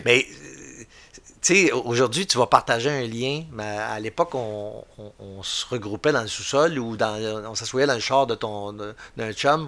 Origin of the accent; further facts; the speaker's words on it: Bois-Francs, Quebec, Canada; je viens de, du centre du Québec, Bois-Franc. Puis, quand j'étais jeune, c'était le comté de mégantique